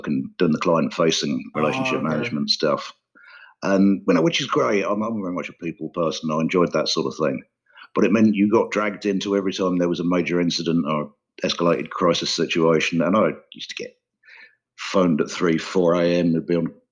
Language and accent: English; Norwich, East of England, United Kingdom; also born or lived in London; I was born near London, but we moved up to Norwich when I was 5 years old in 1976. So Norwich, for people who don't know, is on the southeast of the UK. It's about 2 hours from London near the coast. So I've pretty much grown up here.